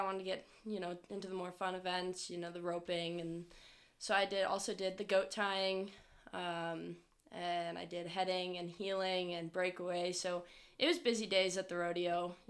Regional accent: Maryland, United States; So I grew up in Maryland

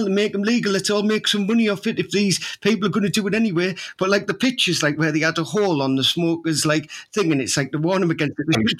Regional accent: Teesside, North East England, United Kingdom; I am from Teesside, and I am proud of being from Teesside

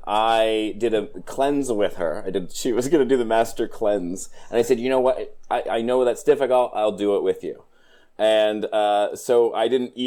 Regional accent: Pennsylvania, United States; I'm from Pennsylvania

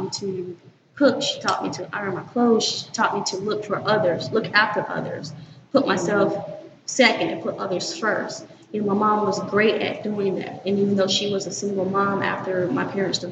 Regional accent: Winnsboro, South Carolina, United States; From Winnsboro, South Carolina

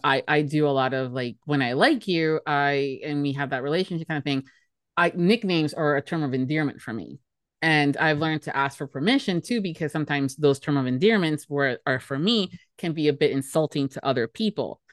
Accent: Miami, Florida, United States; born and raised in Miami, Florida

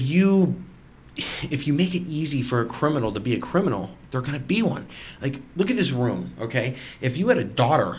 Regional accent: United States; we're all American

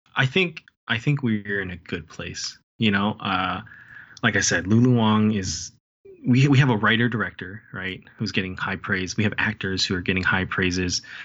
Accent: United States; I'm Asian American, I'm Chinese American

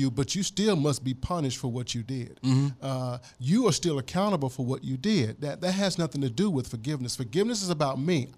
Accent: Mississippi, United States; I'm from Mississippi

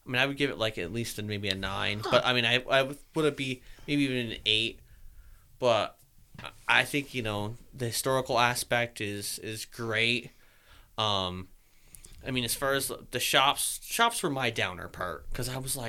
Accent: near Killington, Vermont, United States; we're near Killington.

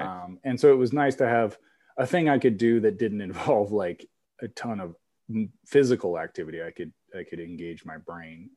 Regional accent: Kansas, United States; moved away as an adult; also born or lived in Iowa; I'm from Kansas, but went to Iowa State

